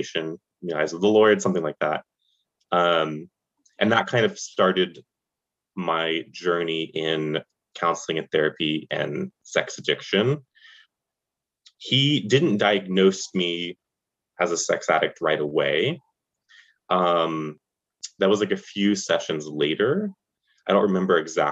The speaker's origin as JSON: {"language": "English", "town": "Charlotte", "region": "North Carolina", "country": "United States", "tie": "born or raised there", "moved": "as an adult", "lives_now": "New York, United States", "said": "I grew up in the suburbs of Charlotte, North Carolina, which is in the South"}